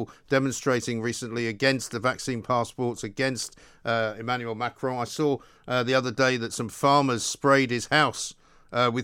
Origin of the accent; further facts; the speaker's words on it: England, United Kingdom; I'm from England